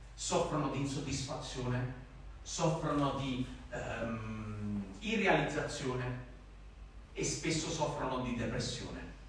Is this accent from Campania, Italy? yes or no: yes; Naples, Campania, Italy; accent: Neapolitan; ho l'accento napoletano